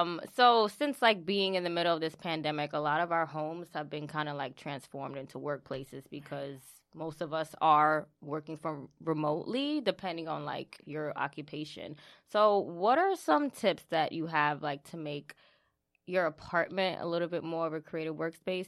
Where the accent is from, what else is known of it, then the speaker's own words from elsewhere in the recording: New York City, New York, United States; we went to high school together in the Bronx.